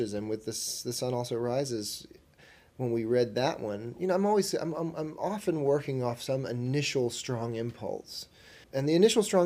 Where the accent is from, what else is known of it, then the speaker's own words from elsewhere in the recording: the South, United States; I'm from the South